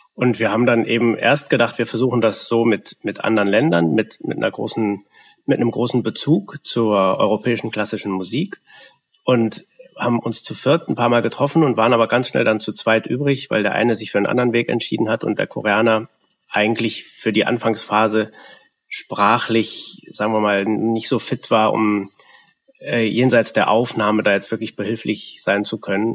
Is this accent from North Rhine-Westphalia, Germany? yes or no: yes; Westphalia / Lippe, North Rhine-Westphalia, Germany; moved away as an adult; also born or lived in Detmold; now in Leipzig, Germany; wir kommen beide aus Westfalen beziehungsweise Lippe